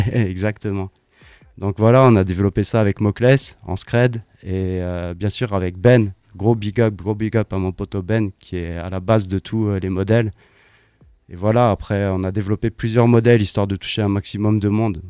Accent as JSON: {"language": "French", "town": "Strasbourg", "region": "Grand Est", "country": "France", "also_born_or_lived": "London", "said": "je suis strasbourgeois"}